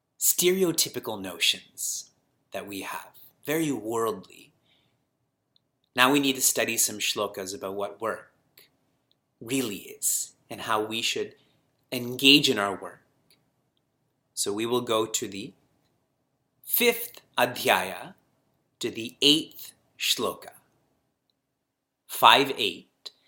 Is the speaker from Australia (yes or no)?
no; Canada; And I know him, and I was born and raised in Canada, so I know the culture also.